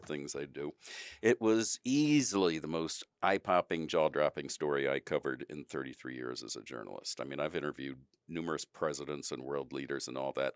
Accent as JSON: {"language": "English", "town": "Wilmington", "region": "Delaware", "country": "United States", "also_born_or_lived": "Washington, D.C.", "moved": "as an adult", "said": "I'm from Wilmington, Delaware"}